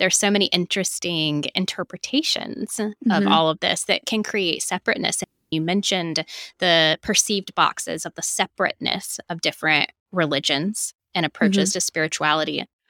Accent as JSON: {"language": "English", "region": "North Carolina", "country": "United States", "tie": "born or raised there", "said": "something that I know that I never experienced as a kid growing up in North Carolina as well, in a Southern Baptist church"}